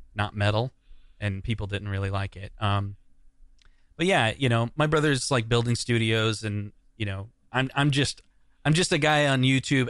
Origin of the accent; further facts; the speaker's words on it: Des Moines, Iowa, United States; growing up in Des Moines